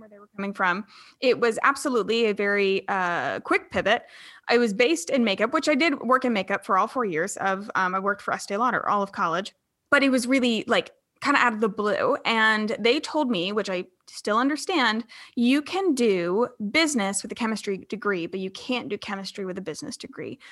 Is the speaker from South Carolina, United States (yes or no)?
yes; Charleston, South Carolina, United States; I'm from Charleston, South Carolina